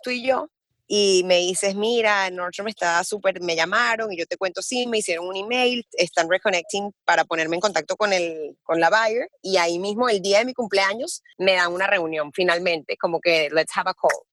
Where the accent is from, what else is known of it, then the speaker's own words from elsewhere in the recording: Caracas, Capital District, Venezuela; now in Miami, United States; yo nací en Caracas, pero mi familia es toda libanesa por todos lados.